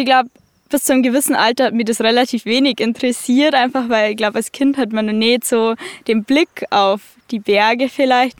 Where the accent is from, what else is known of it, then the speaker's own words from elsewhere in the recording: Berchtesgaden, Bavaria, Germany; ich komme aus Berchtesgaden